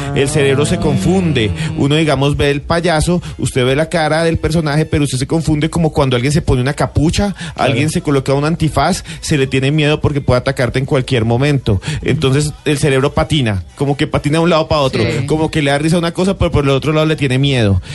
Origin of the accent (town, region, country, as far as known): Colombia